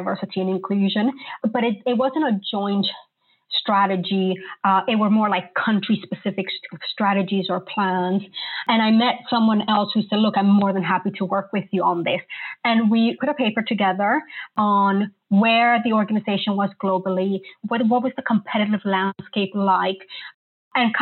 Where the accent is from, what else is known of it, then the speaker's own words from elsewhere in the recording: New York, United States; moved away as an adult; also born or lived in Colombia; now in London, United Kingdom; I'm a native Colombian, but I grew up in New York and now have lived in London for the last 17 years